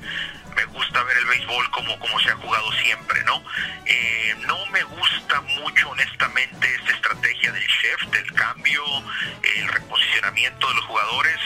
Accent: Hermosillo, Sonora, Mexico; moved away; soy de Hermosillo, Sonora, es el norte de México, frontera con Arizona

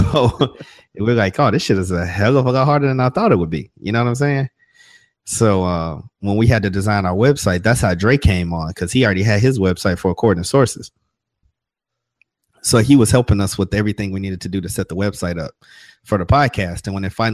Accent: Chicago, Illinois, United States; now in Atlanta, United States; Now I live in Atlanta, but Southside Chicago, man. That's where I grew up.

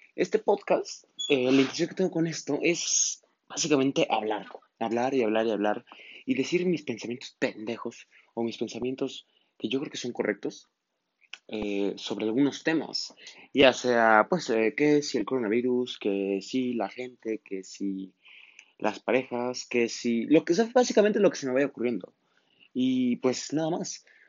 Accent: Mexico; en mi país, México

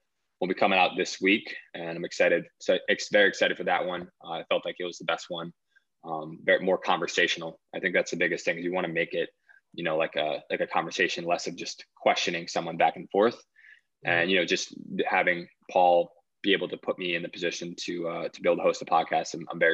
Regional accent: Maplewood, New Jersey, United States; moved away; Originally from Maplewood, New Jersey, back on the East Coast.

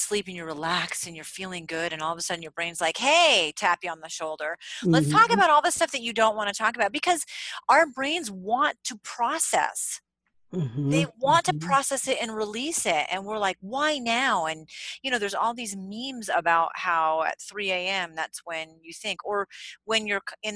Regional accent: New England, United States; Where I grew up in New England

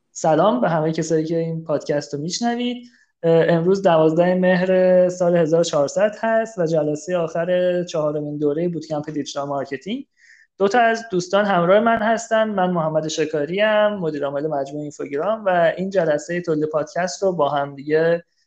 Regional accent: Tabriz, East Azerbaijan, Iran; من خودم تبریزی هم

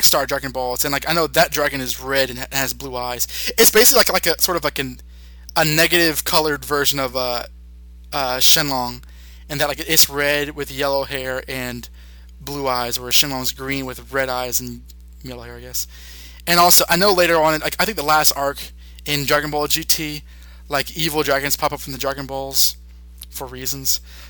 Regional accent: United States; me being Black American myself

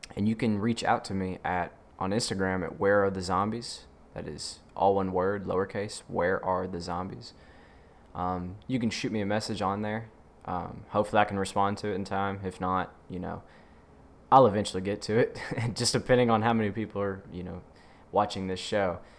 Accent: Mississippi, United States; I'm from the South, Mississippi

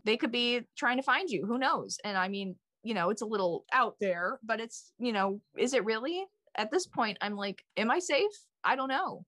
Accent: Wheaton, Illinois, United States; moved away as an adult; now in New York, United States; I went to Wheaton North High School

